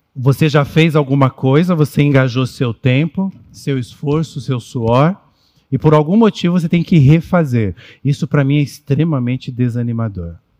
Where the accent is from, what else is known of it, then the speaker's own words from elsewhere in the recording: São Paulo, Brazil; Nós somos paulistanos